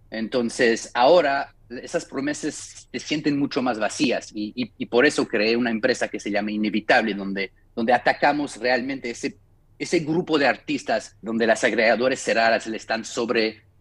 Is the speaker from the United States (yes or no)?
yes; United States; Spanish is a second language; Entonces, nosotros estamos, como los gringos decimos, eh, drinking the Kool-Aid, ¿no?